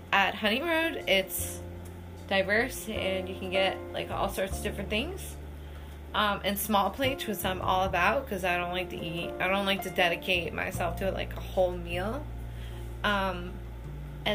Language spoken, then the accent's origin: English; Canada; now in Burlington, United States; I'm Canadian